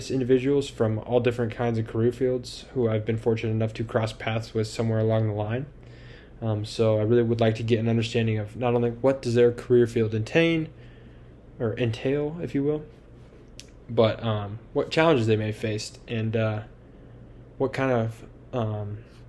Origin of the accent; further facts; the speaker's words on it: Tucson, Arizona, United States; I was born and raised here in Tucson